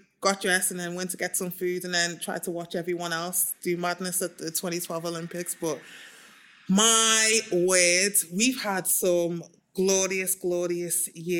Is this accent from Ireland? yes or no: no; Nigeria; I mean, Nigeria is amazing because I am like Nigerian myself.